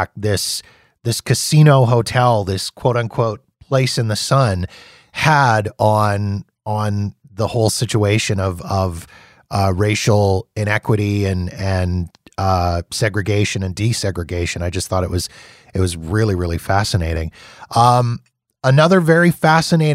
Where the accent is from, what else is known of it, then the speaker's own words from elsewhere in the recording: Canada; being Canadian